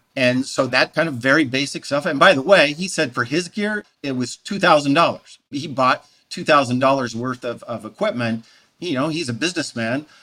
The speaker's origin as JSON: {"language": "English", "region": "Montana", "country": "United States", "tie": "born or raised there", "said": "I was born in Montana"}